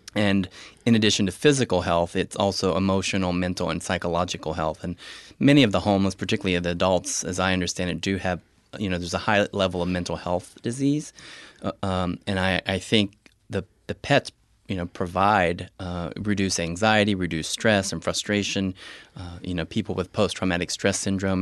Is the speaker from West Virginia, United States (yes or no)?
yes; rural Appalachian West Virginia, United States; moved away as an adult; now in Columbus, United States; I, came from a rural Appalachian, West Virginia